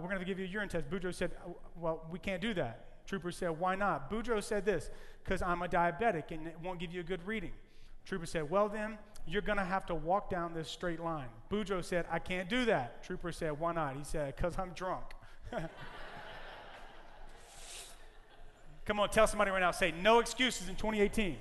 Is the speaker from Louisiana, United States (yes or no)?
yes; Louisiana, United States; now in California, United States; I am from Louisiana. And in Louisiana, we tell Cajun jokes. I am Cajun, but I'm Californian. I'm a Cajun Californian